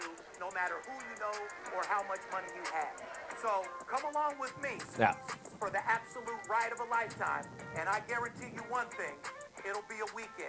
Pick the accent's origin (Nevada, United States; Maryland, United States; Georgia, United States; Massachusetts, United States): Nevada, United States; Las Vegas; Don't forget, I'm third generation born and raised in Las Vegas, and I've seen and done it all.